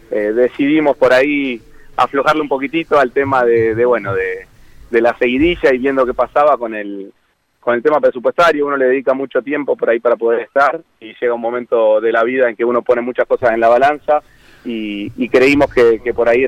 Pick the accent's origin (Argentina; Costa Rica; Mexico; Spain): Argentina; Pilar, Buenos Aires Province; Yo soy de Pilar y bueno, tengo la suerte de, haber vivido por ahí toda la etapa de construcción